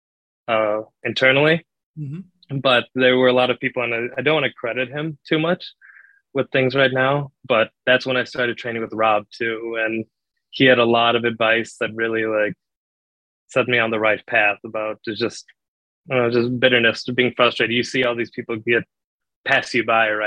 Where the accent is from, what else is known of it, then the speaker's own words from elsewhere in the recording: Chicago area, Illinois, United States; I grew up in the Allstate Arena, Rosemont Horizon.